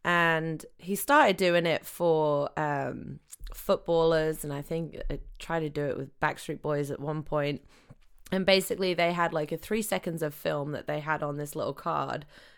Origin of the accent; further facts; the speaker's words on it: Gamlingay, East of England, United Kingdom; moved away; England. England. Cambridge. Small village outside of Cambridge called Gamlingay.